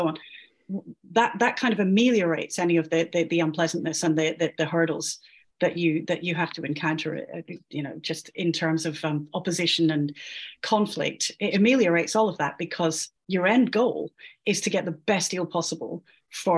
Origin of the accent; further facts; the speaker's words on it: Scotland, United Kingdom; I'm Scottish